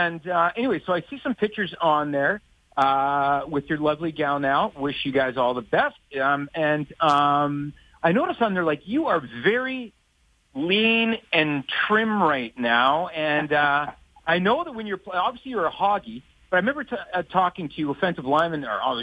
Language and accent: English; Saskatoon, Saskatchewan, Canada; moved away; also born or lived in Calgary; I'm from Saskatoon, I'm from Saskatchewan